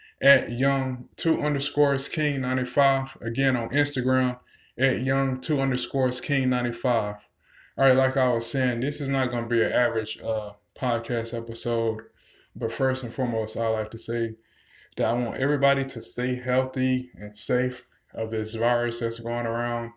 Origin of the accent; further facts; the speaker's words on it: North Carolina, United States; I'm from North Carolina myself